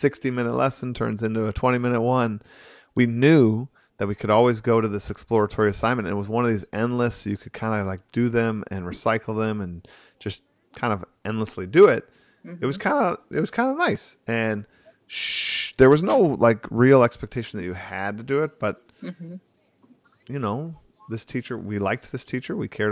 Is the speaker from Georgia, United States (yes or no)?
no; Wisconsin, United States; growing up in Wisconsin